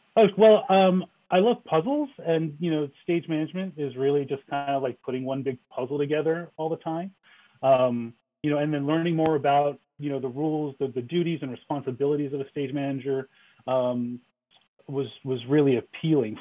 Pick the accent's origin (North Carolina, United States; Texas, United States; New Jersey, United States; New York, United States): New Jersey, United States; I grew up in New Jersey